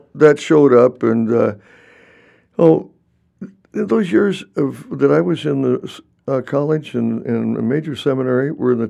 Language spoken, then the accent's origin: English; Owatonna, Minnesota, United States; moved away as an adult; also born or lived in Winona, Minnesota; now in Kansas, United States; I grew up in Owatonna, Minnesota, in the Winona-Rochester Diocese.